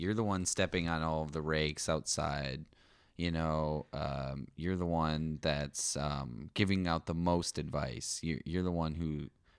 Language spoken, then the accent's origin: English; California, United States; I'm from Yeehaw, California. My parents are actually both landlords